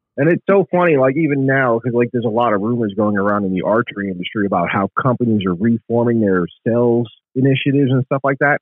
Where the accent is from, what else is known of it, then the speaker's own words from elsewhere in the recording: New York City, New York, United States; moved away as an adult; now in South Carolina, United States; I grew up in the Bronx in New York